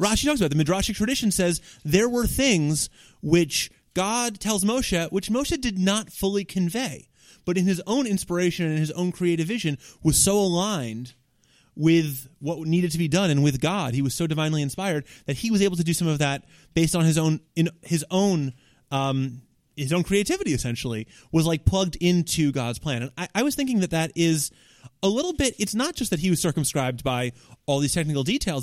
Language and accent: English; New York City, New York, United States; It all starts for me in nineteen eighty-two in Park Slope, Brooklyn